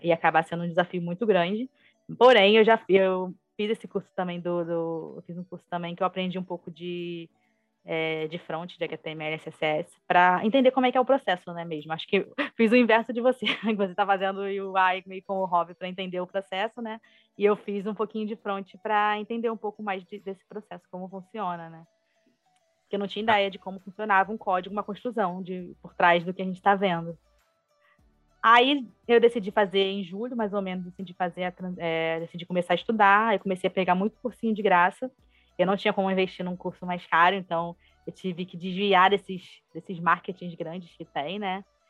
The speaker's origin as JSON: {"language": "Portuguese", "region": "Rio de Janeiro", "country": "Brazil", "said": "sou carioca, né, do Rio"}